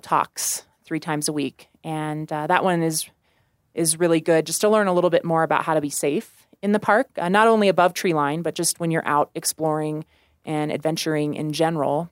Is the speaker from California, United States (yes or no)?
no; Warrensburg, Missouri, United States; moved away as an adult; now in Colorado, United States; I grew up in Missouri